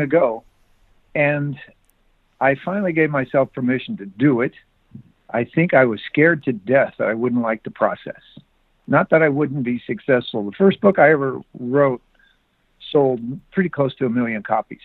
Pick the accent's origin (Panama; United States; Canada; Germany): United States; Bonner Springs, Kansas; now in California, United States; I live in California now, but I grew up in Bonner Springs, Kansas